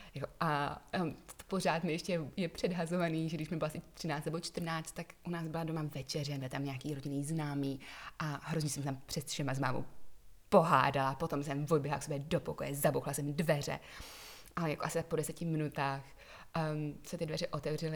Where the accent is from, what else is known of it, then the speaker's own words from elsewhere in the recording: Prague, Czechia; moved away as an adult; also born or lived in England; now in Czech Republic; potom jsem vyrůstala na Praze 7, kam jsem chodila i do školy a než jsem odjela do Anglie